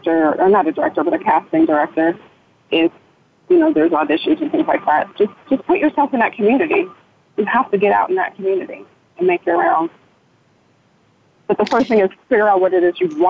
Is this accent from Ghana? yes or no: yes; Ghana; I'm Ghanaian, which is West Africa from Ghana